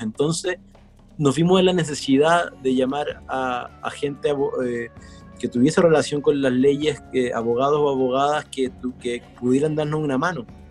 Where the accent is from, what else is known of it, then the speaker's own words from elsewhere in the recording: Chillán, Ñuble, Chile; en Chillán, en la edad que yo estuve, que fue la más fuerte, que es la de la infancia